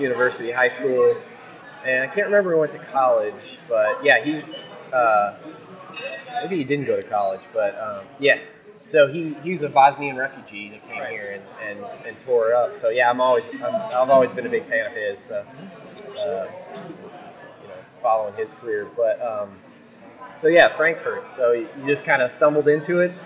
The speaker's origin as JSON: {"language": "English", "town": "O'Fallon", "region": "Missouri", "country": "United States", "said": "I'm from O'Fallon"}